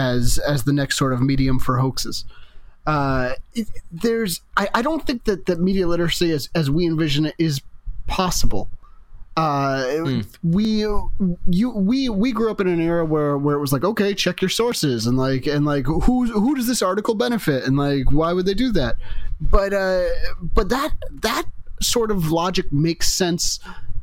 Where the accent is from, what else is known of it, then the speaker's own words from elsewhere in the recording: United States; growing up in America when there were five television stations